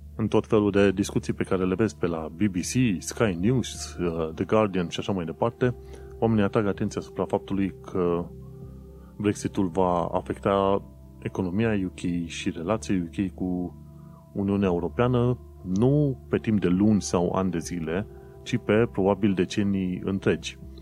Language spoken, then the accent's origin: Romanian; Romania; moved away as an adult; now in London, United Kingdom; că sunt din România, că sunt străin